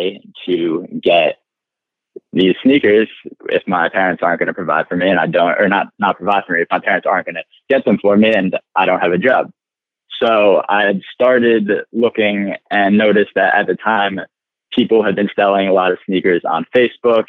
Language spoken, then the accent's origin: English; Chappaqua, New York, United States; I grew up in Chappaqua, New York, which is a town outside of the city, small suburb